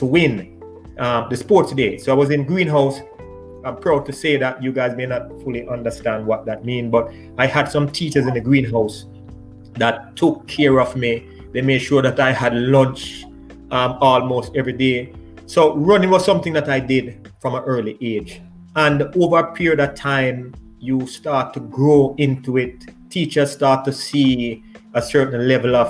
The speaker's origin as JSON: {"language": "English", "town": "Kingston", "country": "Jamaica", "tie": "born or raised there", "also_born_or_lived": "Seaview Gardens", "said": "growing up in Almanton, I was always running."}